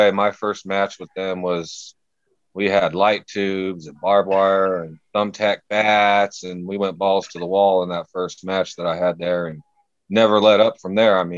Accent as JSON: {"language": "English", "region": "California", "country": "United States", "said": "I'm from California, or well, the Central Valley in California, maybe about a 40 minute drive from like Oakland and San Francisco and all that."}